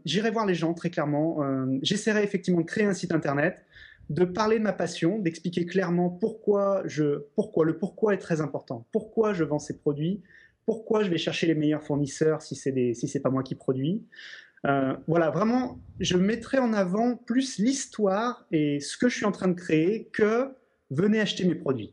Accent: Lyon, Auvergne-Rhône-Alpes, France; je suis lyonnais d'origine

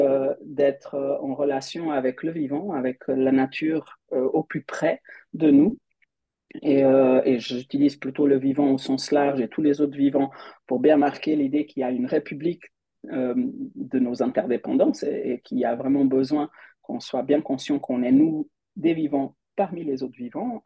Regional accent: Switzerland; also born or lived in Portugal; Je suis suisse. Euh, j'habite en Suisse

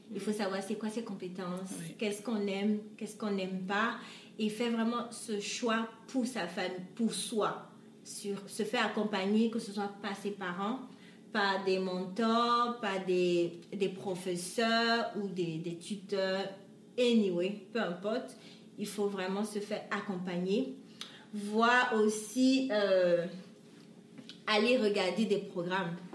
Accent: Côte d’Ivoire; now in Canada; j'ai grandi en Côte d'Ivoire

